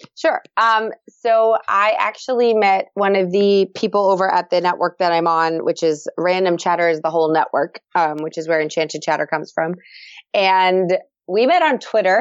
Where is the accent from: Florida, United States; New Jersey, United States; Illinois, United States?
Florida, United States; moved away as an adult; I live in Florida. Um, I've lived here for, well, I grew up here, actually